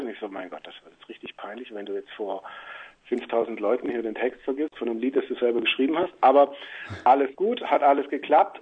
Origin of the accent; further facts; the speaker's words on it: near Stuttgart, Baden-Württemberg, Germany; moved away as an adult; now in Switzerland; ich bin jetzt ja in der Nähe von Stuttgart groß geworden